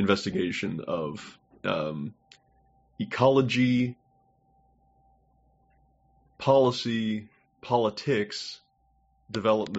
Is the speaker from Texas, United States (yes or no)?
yes; Houston, Texas, United States; moved away; I grew up in Houston